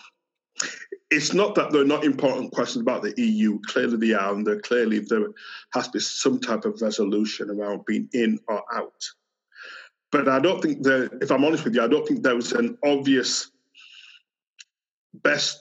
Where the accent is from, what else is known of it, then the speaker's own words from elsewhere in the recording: Yorkshire and the Humber, United Kingdom; accent: Yorkshire; I've grown up as a migrant in Britain. So this is a Yorkshire accent. So I've got a British passport, spent all my life in Britain